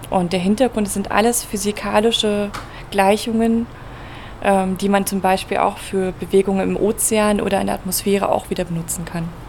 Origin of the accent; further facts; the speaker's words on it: Berlin, Germany; Ich komme ursprünglich aus Berlin